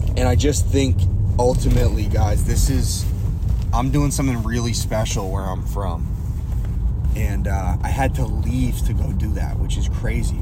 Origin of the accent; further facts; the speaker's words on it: Boston, Massachusetts, United States; moved away; my hometown